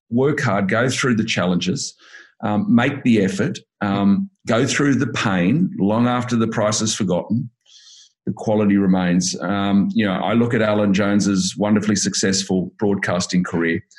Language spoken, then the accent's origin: English; Sydney, New South Wales, Australia; I was brought up in the Shire, so the Sutherland Shire, okay. and then Cronulla